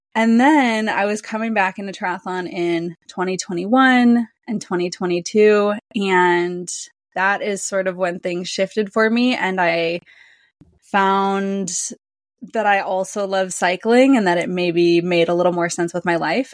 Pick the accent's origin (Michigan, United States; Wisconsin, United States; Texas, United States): Wisconsin, United States; I'm from Wisconsin